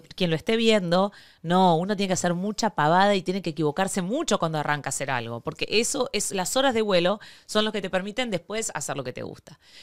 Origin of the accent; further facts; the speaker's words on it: Argentina; yo argentina